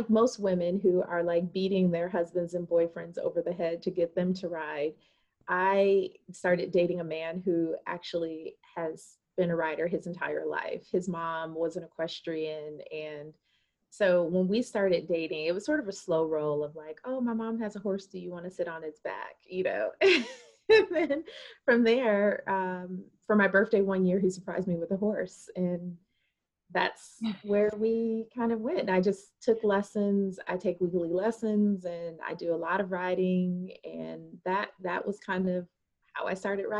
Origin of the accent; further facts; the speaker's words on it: Wisconsin, United States; moved away as an adult; also born or lived in New Orleans, Louisiana / Atlanta, Georgia; now in Charlotte, United States; I am originally from Wisconsin. I know you don't meet very many Black people from Wisconsin, but I am originally from Wisconsin.